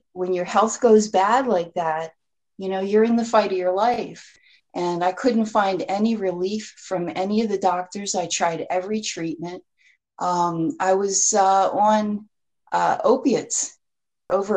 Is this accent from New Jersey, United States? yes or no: yes; New Jersey, United States; moved away as an adult; also born or lived in Florida; I grew up in New Jersey, and I lived here most of my life, and then I moved to Florida for about 16 years, and I just recently moved back to New Jersey